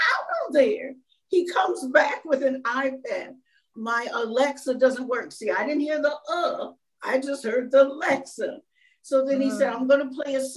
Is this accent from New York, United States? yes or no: no; Minnesota, United States; we're from Minnesota